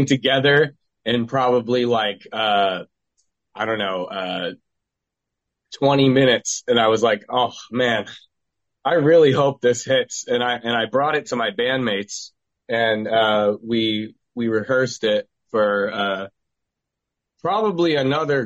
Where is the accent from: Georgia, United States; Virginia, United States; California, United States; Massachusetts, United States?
Massachusetts, United States; Cape Cod; We're from Cape Cod